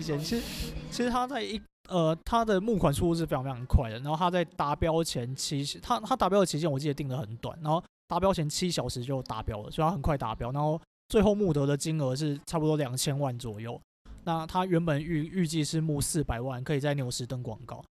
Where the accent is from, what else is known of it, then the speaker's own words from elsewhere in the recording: Taiwan; 我们台湾人也是有一些反制的措施